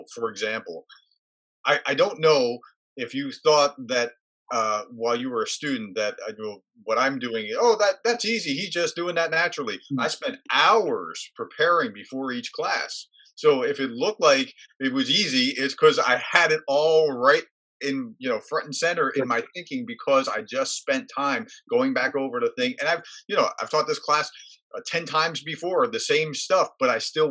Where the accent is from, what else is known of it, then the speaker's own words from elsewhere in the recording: New Jersey, United States; I grew up in New Jersey.